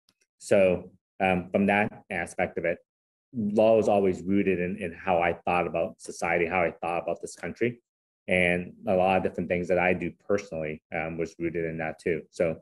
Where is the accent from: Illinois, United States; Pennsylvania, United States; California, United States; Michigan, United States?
California, United States; San Francisco; English is a second language; moved away as an adult; also born or lived in Hong Kong / Louisville, Kentucky; I was born in Hong Kong, came to this country when I was 7 years old. So imagine a Chinese kid who couldn't speak English growing up in the Haight-Ashbury section of San Francisco in the 70s. And went to school in San Francisco